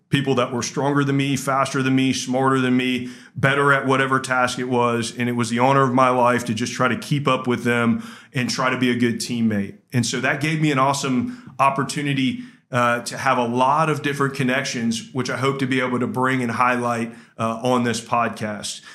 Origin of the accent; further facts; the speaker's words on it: Georgia, United States; I grew up in Georgia